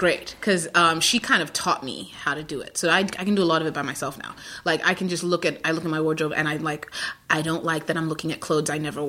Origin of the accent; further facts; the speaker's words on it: New York, United States; I'm a New Yorker, too